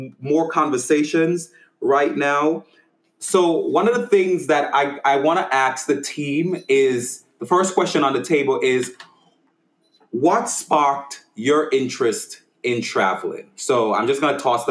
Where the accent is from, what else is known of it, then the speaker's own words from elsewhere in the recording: St. Vincent & Grenadines; moved away; I'm from St. Vincent